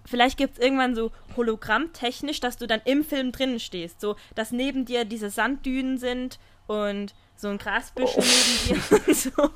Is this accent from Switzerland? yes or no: yes; Switzerland; Bei uns in der Schweiz